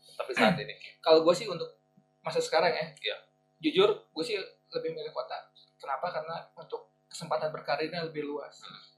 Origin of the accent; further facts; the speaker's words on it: Bandung, West Java, Indonesia; also born or lived in Jakarta / Subang; Merantau ke daerah ibu kota. Gak lama gue balik lagi ke Bandung